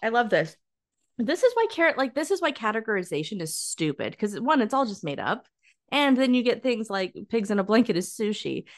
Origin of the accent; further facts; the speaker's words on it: California, United States; us being a Californian